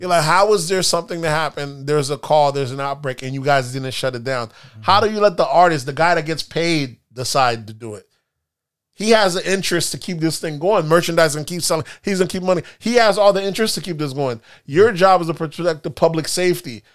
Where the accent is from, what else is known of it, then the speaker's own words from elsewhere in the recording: United States; we're a very litigious country.